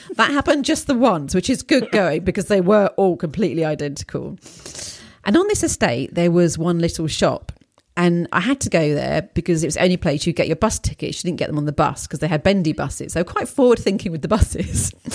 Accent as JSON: {"language": "English", "region": "England", "country": "United Kingdom", "also_born_or_lived": "Poland", "said": "being an English person living there"}